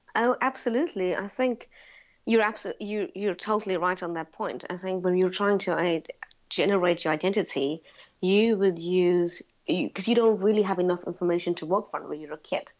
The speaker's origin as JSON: {"language": "English", "country": "South Africa", "tie": "born or raised there", "moved": "as an adult", "lives_now": "London, United Kingdom", "said": "I was born and raised in South Africa."}